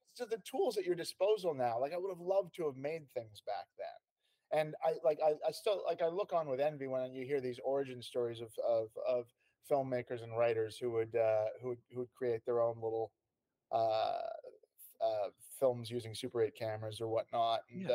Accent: Canada; moved away as an adult; also born or lived in London; I was born in Canada and spent oh. um, most of my uh, young years there. Um, all of them actually

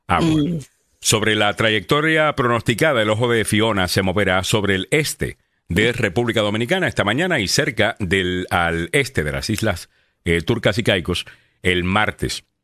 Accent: Salinas, Puerto Rico; Salinas, que queda en el, sur de Puerto Rico, eh, que es de donde soy eh, yo

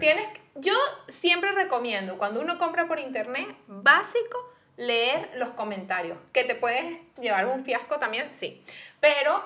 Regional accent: Venezuela; moved away; yo como venezolana

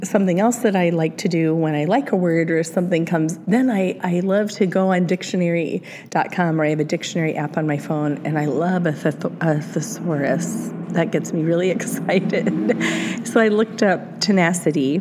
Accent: Cedar Rapids, Iowa, United States; moved away; the Cedar Rapids Gazette, which is my hometown

